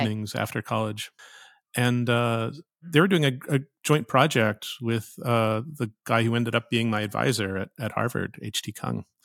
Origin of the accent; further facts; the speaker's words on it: Saskatoon, Saskatchewan, Canada; moved away; I grew up in Saskatoon, Saskatchewan, north of North Dakota